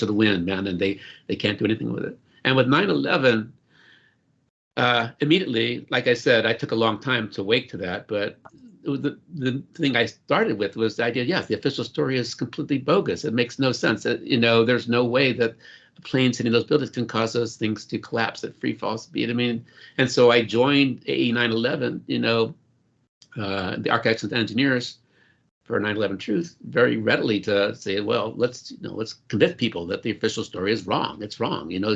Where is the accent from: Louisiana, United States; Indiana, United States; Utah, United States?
Louisiana, United States; New Orleans; When I was a little kid, I grew up in New Orleans, Louisiana